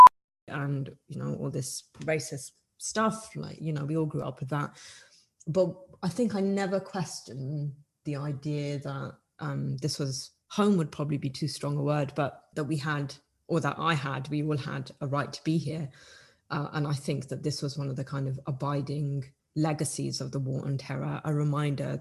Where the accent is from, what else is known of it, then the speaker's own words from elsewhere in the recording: United Kingdom; we're British